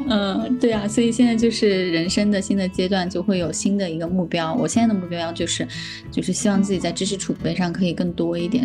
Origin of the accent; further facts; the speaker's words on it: Sichuan, China; moved away; 我是四川人嘛